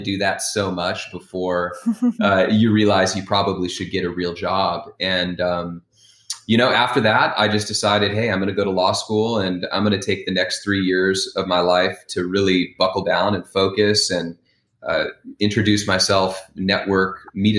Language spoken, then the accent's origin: English; Wyoming, United States; I grew up in Wyoming